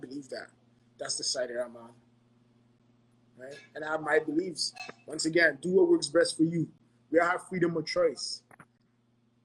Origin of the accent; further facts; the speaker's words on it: Ghana; moved away; I was born and raised in Ghana